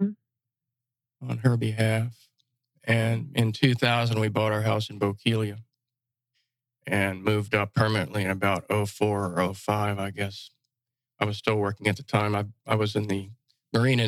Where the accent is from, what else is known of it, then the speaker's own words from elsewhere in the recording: Florida, United States; also born or lived in Massapequa, Long Island, New York / Naples, Florida; Parents, my uncle and my grandfather moved down to Florida back in 1953. So I was only 1 year old